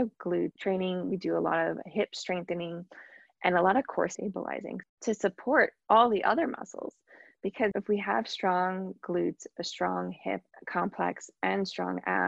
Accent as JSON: {"language": "English", "area": "Long Island", "region": "New York", "country": "United States", "tie": "born or raised there", "said": "I grew up on Long Island"}